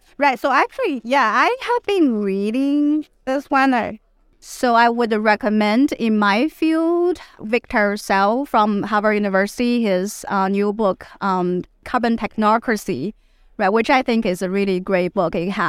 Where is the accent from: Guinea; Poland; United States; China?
China; Shandong; I looked at Taobao villages in Shandong, in actually my hometown, which is a handicraft-making village and used to be mostly serving export purposes.